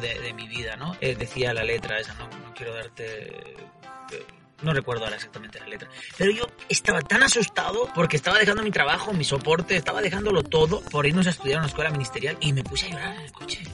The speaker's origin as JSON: {"language": "Spanish", "town": "Barcelona", "region": "Catalonia", "country": "Spain", "moved": "as an adult", "lives_now": "Tijuana, Mexico", "said": "vengo de Barcelona, España"}